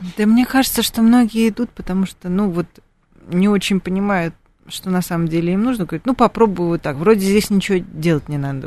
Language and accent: Russian; Moscow, Russia; мы, москвичи